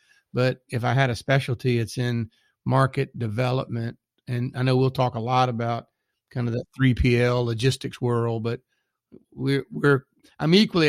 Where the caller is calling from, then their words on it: Richmond, Virginia, United States; So I'm calling today from Richmond, Virginia.